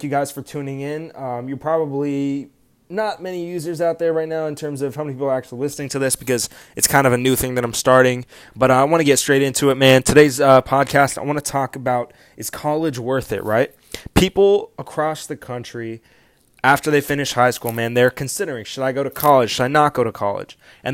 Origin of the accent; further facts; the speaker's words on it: Orange County, California, United States; also born or lived in Kansas City / Dallas / Bakersfield, California / Fullerton, California; moved to Orange County, Fullerton, California when I was starting seventh grade